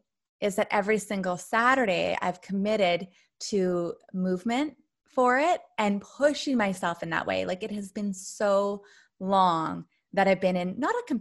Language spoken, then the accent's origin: English; Canada; moved away; I grew up in Canada near the forest.